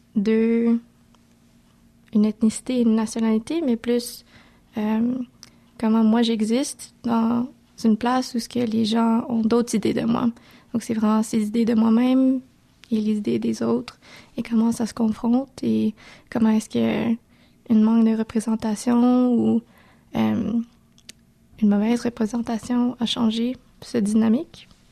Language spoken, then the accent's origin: French; Montreal, Quebec, Canada; si je disais Montréal